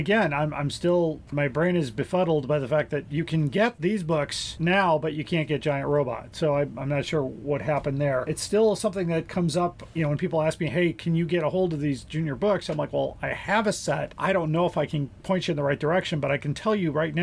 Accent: Chicago, Illinois, United States; growing up in Chicago in the late 70s, early 80s

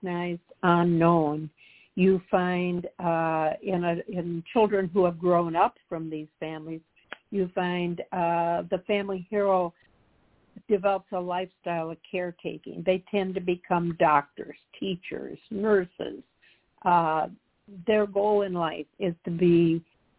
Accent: Humphrey, Minnesota, United States; also born or lived in Hopkins, Minnesota / Edina, Minnesota; I'm from a very small town in southern Minnesota

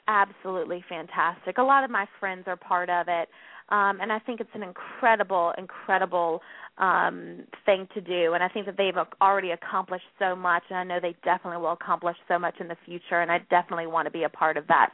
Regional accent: North Carolina, United States; accent: Southern; moved away as an adult; now in New York, United States; I'm originally from the South. I'm from North Carolina, so a, a Southern girl at heart. I'm pretty sure you could hear my accent

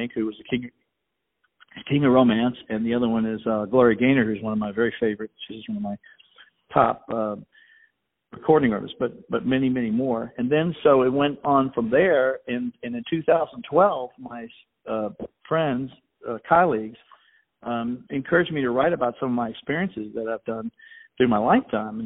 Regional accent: Richmond, Virginia, United States; I was born in Richmond, Virginia

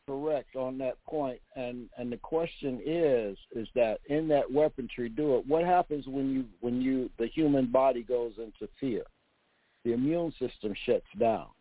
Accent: Mississippi, United States; also born or lived in Marietta, Georgia; now in Georgia, United States; I was born in Mississippi.

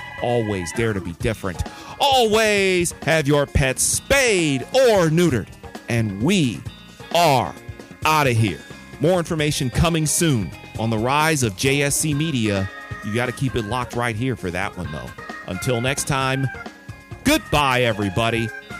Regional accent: Detroit, Michigan, United States; my hometown of the Motor City

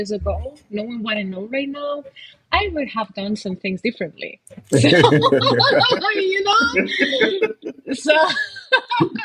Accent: Spain; I come from Spain, so I have all the influence of all that music from my culture

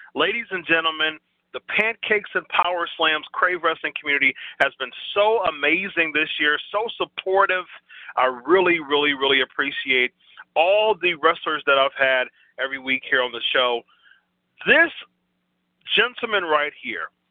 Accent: Ohio, United States; fellow Ohioan. I'm from Ohio

